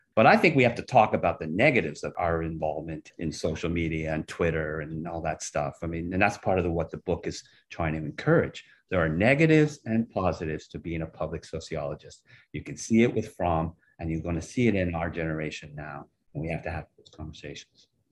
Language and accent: English; Canada; I'm from Canada